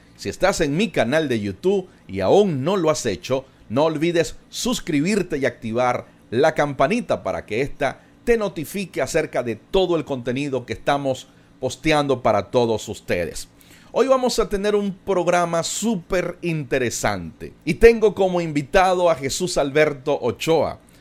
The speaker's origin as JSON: {"language": "Spanish", "country": "Venezuela", "said": "no solamente somos paisanos, no solamente somos venezolanos"}